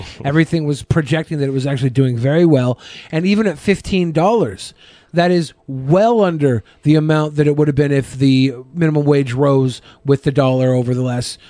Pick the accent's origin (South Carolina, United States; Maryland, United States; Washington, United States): Washington, United States; Seattle; Because we're from Seattle and we are notoriously not gay.